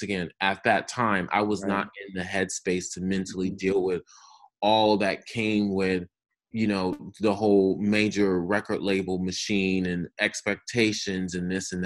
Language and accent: English; Albany, New York, United States; moved away; also born or lived in Los Angeles; I am originally from upstate New York, from Albany